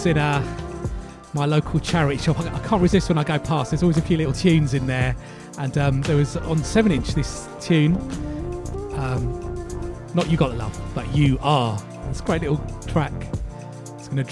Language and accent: English; London, United Kingdom; where I grew up in East London